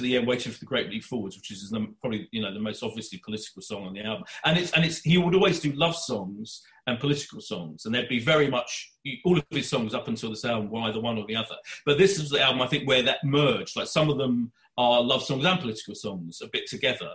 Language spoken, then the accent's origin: English; Essex, East of England, United Kingdom; I'm from Milford in Essex, which is a neighbouring town